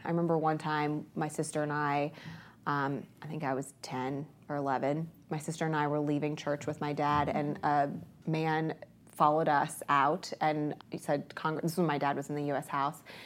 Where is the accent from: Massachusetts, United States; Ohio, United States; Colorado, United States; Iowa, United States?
Ohio, United States; also born or lived in Columbus, Ohio / Lorain County, Ohio / Licking County, Ohio; I grew up in two places. My mom and dad divorced when I was little. I was born in Columbus, but, uh, my dad moved to Lorain County. My mom moved to Licking County